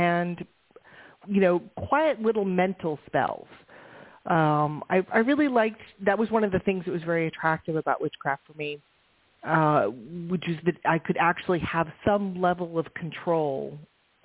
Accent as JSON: {"language": "English", "town": "San Francisco", "region": "California", "country": "United States", "tie": "born or raised there", "said": "I grew up in San Francisco"}